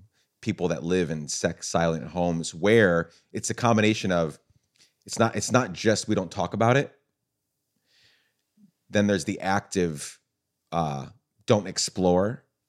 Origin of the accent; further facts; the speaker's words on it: Guatemala; And I was a missionary kid growing up in Guatemala, so I had friends, but like they weren't talking about it.